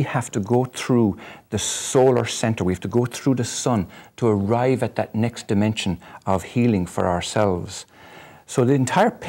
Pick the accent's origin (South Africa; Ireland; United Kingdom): Ireland; I'm Irish